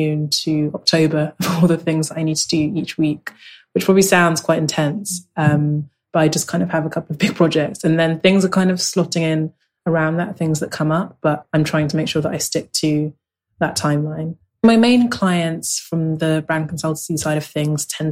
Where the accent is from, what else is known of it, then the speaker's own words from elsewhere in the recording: London, United Kingdom; also born or lived in Lagos, Nigeria; I grew up in South London, and I'm very much a South Londoner.